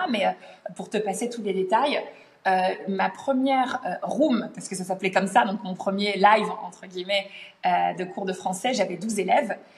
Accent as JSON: {"language": "French", "country": "France", "tie": "born or raised there", "also_born_or_lived": "London, United Kingdom", "moved": "as an adult", "lives_now": "Middle East", "said": "je suis née en France, j'ai grandi en France et euh, je me suis expatriée au Royaume-Uni à l'âge de 19 ans."}